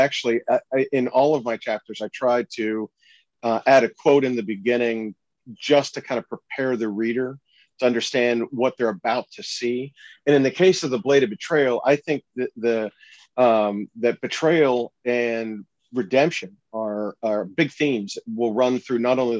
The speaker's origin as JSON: {"language": "English", "town": "Pittsburgh", "region": "Pennsylvania", "country": "United States", "said": "Yeah, so I am from Pittsburgh originally. I spent some time in D.C."}